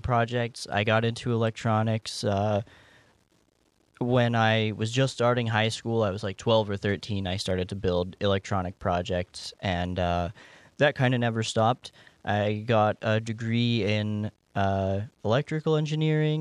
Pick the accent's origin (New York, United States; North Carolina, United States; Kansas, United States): North Carolina, United States; I grew up in North Carolina